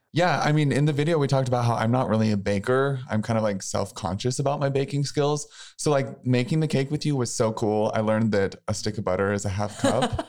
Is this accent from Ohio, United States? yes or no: no; Missouri, United States; I'm from a really small town in Missouri.